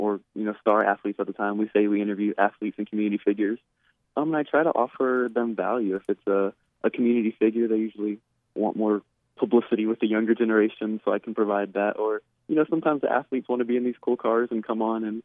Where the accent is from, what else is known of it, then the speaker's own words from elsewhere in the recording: Northwest Arkansas, United States; I grew up here in Northwest Arkansas